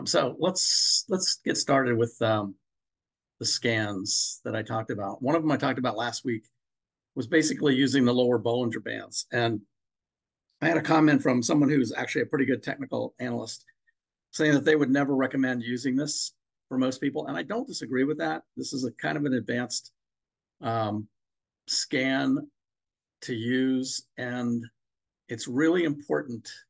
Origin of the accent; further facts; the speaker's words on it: Maryland, United States; I'm from Maryland